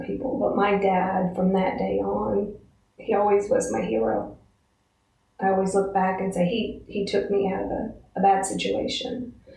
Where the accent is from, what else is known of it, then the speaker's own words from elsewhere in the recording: Altoona, United States; From Altoona